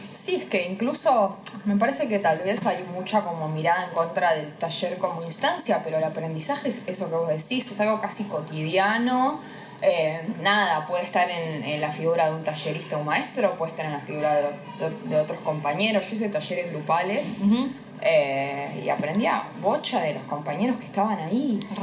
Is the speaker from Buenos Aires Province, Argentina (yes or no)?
yes; Avellaneda, Buenos Aires Province, Argentina; me reivindico como muy de Avellaneda